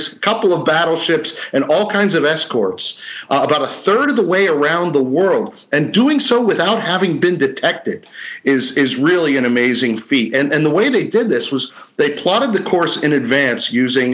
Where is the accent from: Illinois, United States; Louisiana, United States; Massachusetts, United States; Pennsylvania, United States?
Pennsylvania, United States; Pittsburgh; in my hometown of Pittsburgh